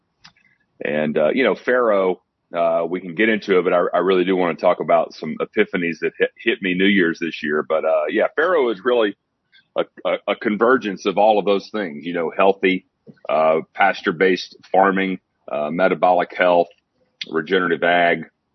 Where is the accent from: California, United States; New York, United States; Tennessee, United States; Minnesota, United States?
Tennessee, United States; Athens; I live in Athens, Tennessee, is my hometown.